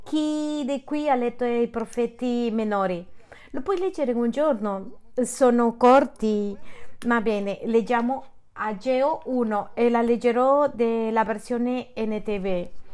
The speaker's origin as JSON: {"language": "Italian", "area": "city of Juarez", "region": "Texas", "country": "United States", "second_language": "Italian", "said": "Sono di Texas della città di Juarez"}